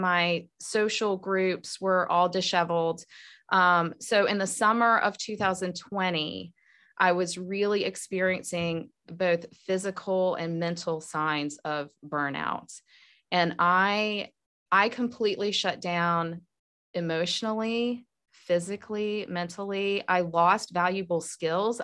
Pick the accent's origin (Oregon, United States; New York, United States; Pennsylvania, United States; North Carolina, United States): North Carolina, United States; moved away as an adult; now in Georgia, United States; I was a Southern girl growing up in North Carolina